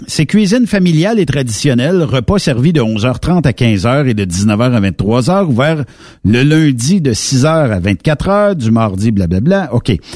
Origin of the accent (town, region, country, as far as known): Quebec, Canada